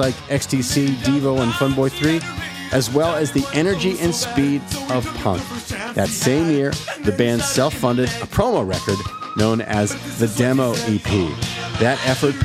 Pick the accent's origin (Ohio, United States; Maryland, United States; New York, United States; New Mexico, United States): New Mexico, United States; Albuquerque; I grew up in Albuquerque, New Mexico